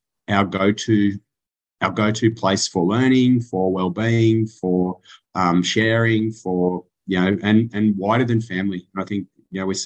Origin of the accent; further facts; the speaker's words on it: Canberra, Australian Capital Territory, Australia; moved away as an adult; also born or lived in Central West, New South Wales; now in Bathurst, Australia; I was born in Canberra